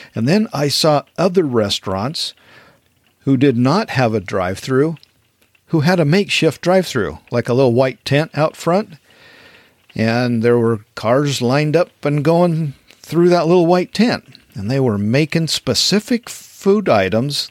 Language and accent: English; Wyoming, United States; growing up in Wyoming